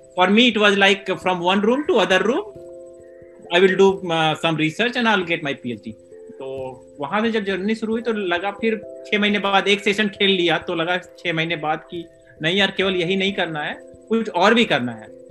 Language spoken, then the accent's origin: Hindi; Varanasi, Uttar Pradesh, India; also born or lived in Basni, Babatpur; वहाँ मेरा गांव है सोनबरसा वहाँ पे मेरी पैदाइश है